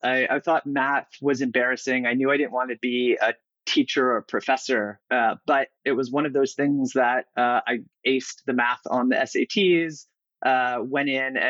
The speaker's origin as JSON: {"language": "English", "region": "California", "country": "United States", "tie": "born or raised there", "also_born_or_lived": "San Diego", "said": "I grew up all over the place, but mostly here in California. I've had the fortune of growing up in the Bay Area when I was younger"}